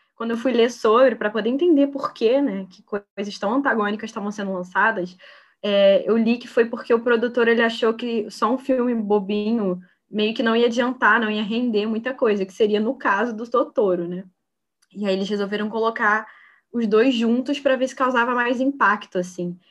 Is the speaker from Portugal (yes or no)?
no; Niterói, Rio de Janeiro, Brazil; eu sou daqui de Niterói